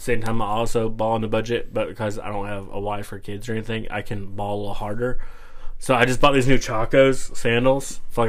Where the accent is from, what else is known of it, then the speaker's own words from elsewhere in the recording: Georgia, United States; I'm from Georgia